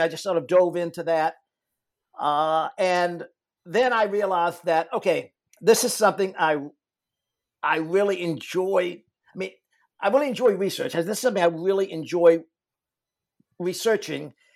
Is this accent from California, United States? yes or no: no; Richmond, Virginia, United States; I grew up in Richmond, Virginia